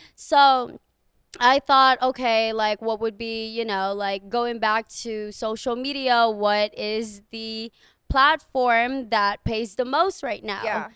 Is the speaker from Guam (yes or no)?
yes; Guam; moved away as an adult; I am from Guam